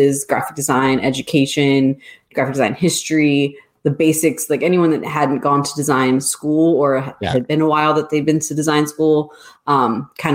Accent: Baltimore, Maryland, United States; I am from Baltimore, Maryland, and I own my own design company

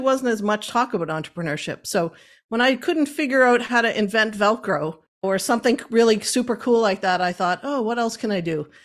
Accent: Cape Breton, Nova Scotia, Canada; moved away as an adult; now in Halifax, Canada; I originally was born and raised in Cape Breton. I'm not a mainlander.

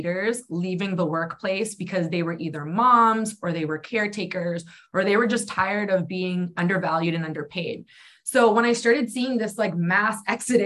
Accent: New Hampshire, United States; moved away; also born or lived in Arizona; I grew up in New Hampshire, and then I ended up moving to Arizona.

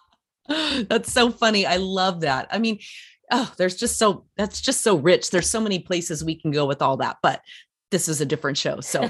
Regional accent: Durango, Colorado, United States; I'm from Durango originally, so I'm a Colorado

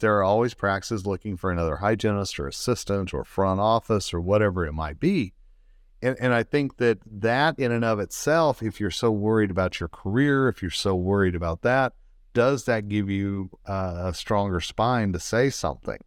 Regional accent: Colorado, United States; the state of Colorado, my home state.

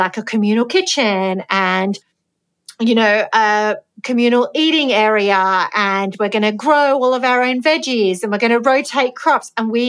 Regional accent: Greece; I'm not from a farming background, but I'm from Greece and my family are from a village.

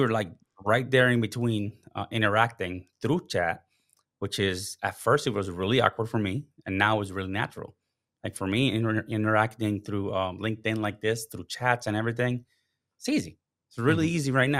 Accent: Puerto Rico; moved away as an adult; now in United States; So background, starting off, I'm from Puerto Rico. That's my, you know, where I was born. I was raised. I moved to the States because with the Coast Guard, right?

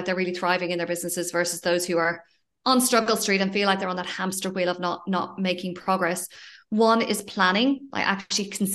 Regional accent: Ireland; moved away as an adult; also born or lived in Australia; now in Spain; I'm originally from Ireland and moved to Australia 14 years ago

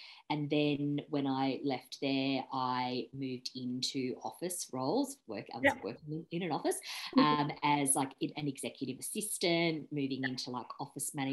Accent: Sydney, New South Wales, Australia; I grew up in Sydney, so lived in the same house in the northern suburbs of Sydney

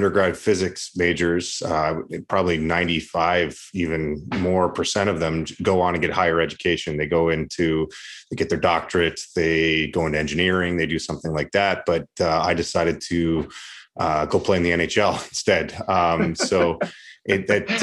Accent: Canada; moved away as an adult; also born or lived in United States / Russia / Latvia / Switzerland; I'm Canadian

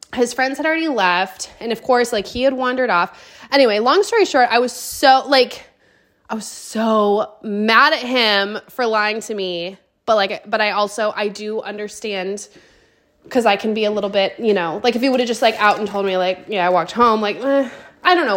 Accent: Pacific Northwest, United States; moved away; we are both from the Pacific Northwest

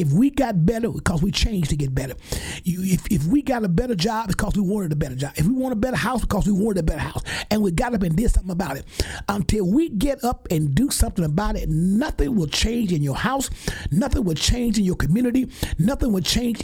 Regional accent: Geiger, Alabama, United States; moved away; my hometown in Geiger, my home church, Mount Calvary, Missionary Baptist Church, where all of us grew up

